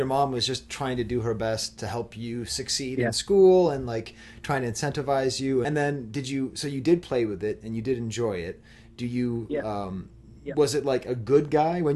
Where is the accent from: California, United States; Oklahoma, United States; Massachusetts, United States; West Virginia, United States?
Massachusetts, United States; I had Woolworths growing up in Massachusetts